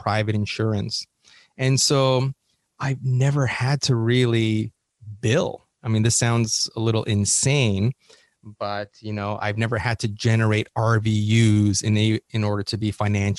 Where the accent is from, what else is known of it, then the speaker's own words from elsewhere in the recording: Canada; moved away as an adult; now in Los Angeles, United States; as a Canadian